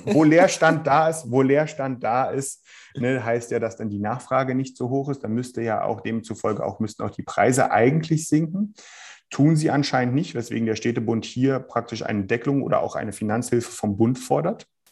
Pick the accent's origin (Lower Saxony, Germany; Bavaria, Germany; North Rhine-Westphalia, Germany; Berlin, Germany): Berlin, Germany; ich komme hier aus Berlin